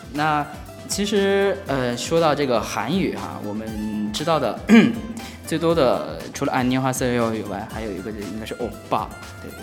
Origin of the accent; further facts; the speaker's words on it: China; 我们中国人说拜拜